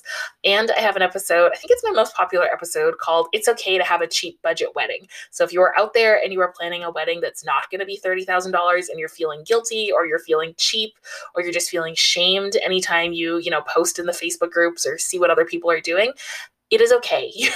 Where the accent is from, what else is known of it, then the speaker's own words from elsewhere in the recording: Canada; I am Canadian, living in a major city in Canada